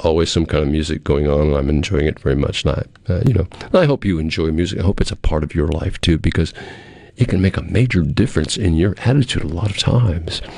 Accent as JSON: {"language": "English", "area": "Cape Cod", "region": "Massachusetts", "country": "United States", "tie": "born or raised there", "moved": "as an adult", "said": "I'm a kid from Cape Cod, Massachusetts. Well, when I was growing up in Cape Cod and in high school and college"}